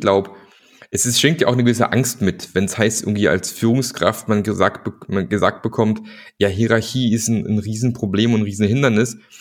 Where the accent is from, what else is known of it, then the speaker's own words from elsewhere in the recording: Germany; aus der Region, wo ich herkomme, so Richtung Bodensee